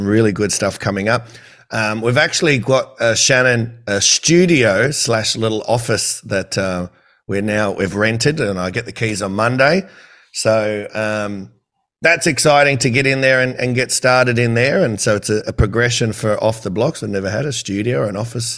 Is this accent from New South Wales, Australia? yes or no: yes; Campbelltown, New South Wales, Australia; I'm from Campbelltown.